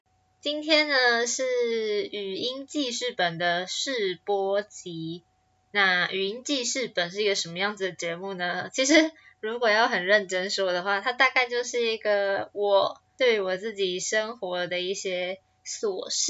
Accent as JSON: {"language": "Chinese", "region": "Taichung", "country": "Taiwan", "moved": "as an adult", "lives_now": "Taipei, Taiwan", "said": "我来到台北也四年了，我当初是因为考上台北的大学，所以我从台中搬到台北来哦。"}